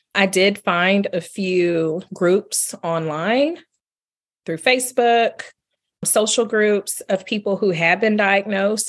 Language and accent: English; Marshall, Texas, United States; I was born in Marshall, Texas. I grew up in East Texas